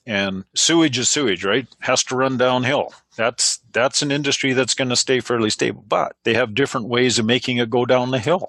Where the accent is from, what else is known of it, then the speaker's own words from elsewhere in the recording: Alberta, Canada; I'm probably the only 100% Canadian built. Like, and I'm now promoting. We're Alberta built. We're Canadian built.